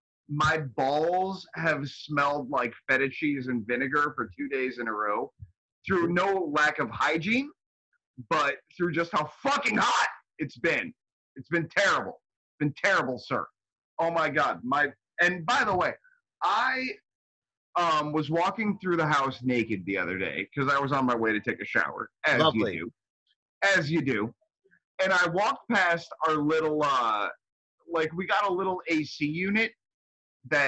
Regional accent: United States; as an American

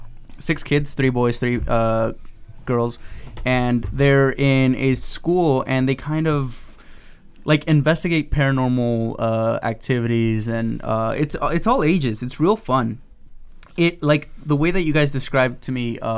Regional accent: Mexico; moved away; I was raised in Mexico

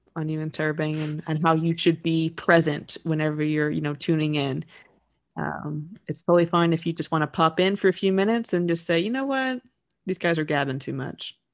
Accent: United States; growing up in the States

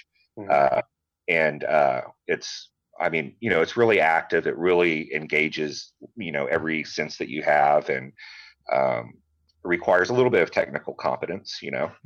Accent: Rockport, Texas, United States; born or raised there; now in Georgetown, United States

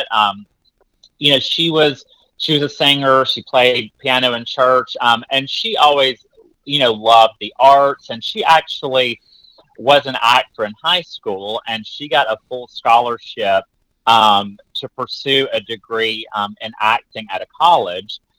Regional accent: Alabama, United States; So you know, I grew up um, my granny played the piano in church, and I always say that my first tour was the revival circuit in Alabama.

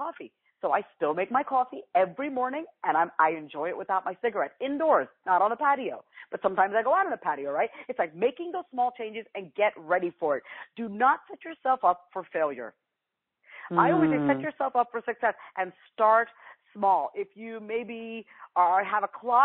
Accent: New York, United States; I'm from New York, so I always say you guys, I can't help it

